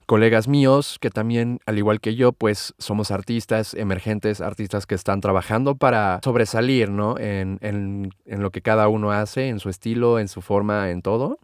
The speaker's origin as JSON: {"language": "Spanish", "region": "Mexico City", "country": "Mexico", "tie": "born or raised there", "said": "nací, crecí y vivo actualmente en la Ciudad de México"}